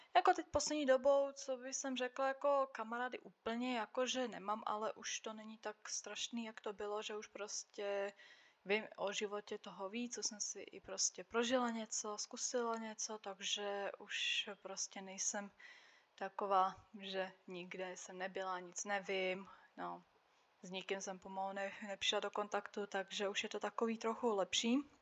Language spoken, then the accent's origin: Czech; Slovakia; first language Czech; moved away as an adult; now in Czech Republic; já jsem žila oficiálně na Slovensku, ale prostě od malička jsem jezdila do Čech, moje máma je Češka, od malička jsem mluvila česky a vždycky jsem se cítila jako Češka